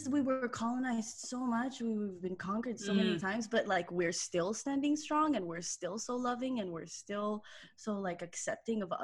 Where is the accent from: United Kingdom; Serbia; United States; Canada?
Canada; Montreal, Quebec; I was born in Montreal.